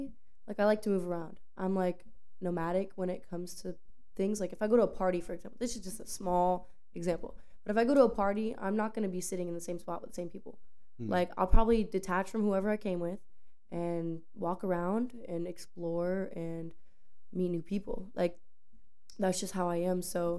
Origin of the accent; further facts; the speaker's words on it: Pasco, Florida, United States; also born or lived in Tampa; I'm from Florida originally. I was born and raised in Tampa, but I moved. Okay, so I was born in Tampa, and then I was raised in Pasco, but I moved around my whole life.